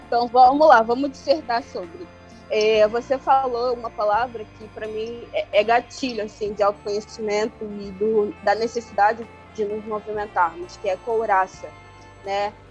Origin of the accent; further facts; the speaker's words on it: Angola; now in Brazil; Eu sou angolana, eu tô em diáspora, que é fora do continente, já fazem 21 anos